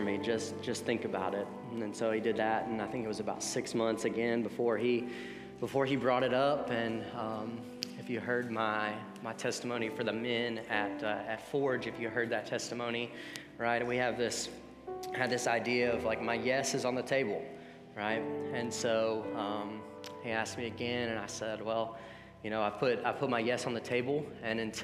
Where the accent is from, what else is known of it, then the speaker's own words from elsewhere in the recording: the South, United States; now in Savannah, United States; We were raised in the South, we grew up in church, and we moved to a new place